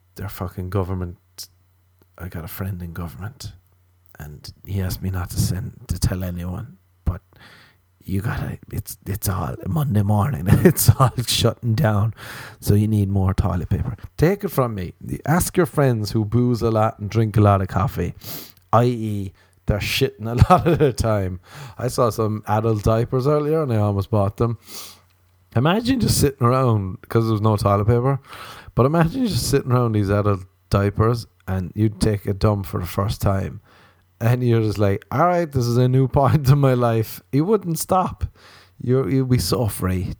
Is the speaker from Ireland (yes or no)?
yes; Ireland; growing up in Ireland